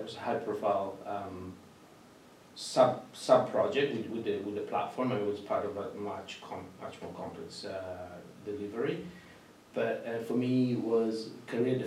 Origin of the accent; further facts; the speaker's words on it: Italy; moved away as an adult; also born or lived in Canada; now in United Kingdom; I'm originally from Italy, but I'm currently living in UK, but I've also come from Canada